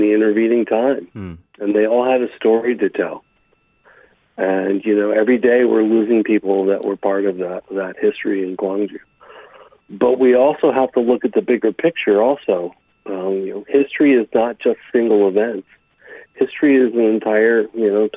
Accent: United States; being an American

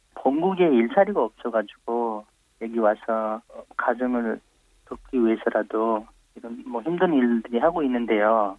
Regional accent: Nepal; Korean is a second language; moved away as an adult; also born or lived in India; now in South Korea; 저는 어, 네팔에서 온

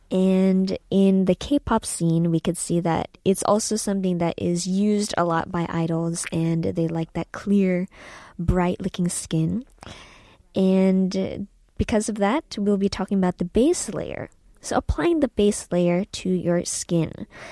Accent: San Francisco, California, United States; moved away as an adult; also born or lived in Philippines; now in South Korea; I was born in the Philippines and I was raised in uh, California, San Francisco, and uh, after that I came to Korea in 2016

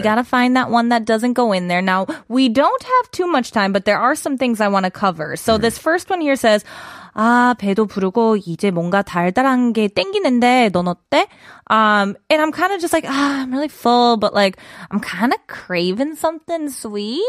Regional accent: Midwest, United States; I'm from the Midwest

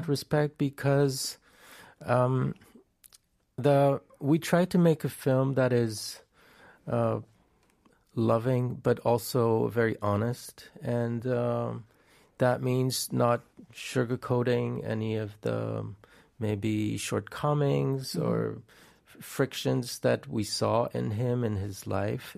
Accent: France; I grew up in France

